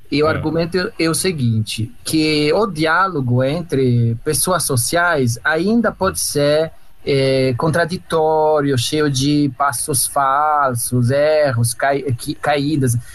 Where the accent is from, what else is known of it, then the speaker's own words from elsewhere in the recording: Italy; Portuguese is a second language; moved away as an adult; now in Brazil; sou esposo e pai, e é migrante, sou italiano no Brasil há 11 anos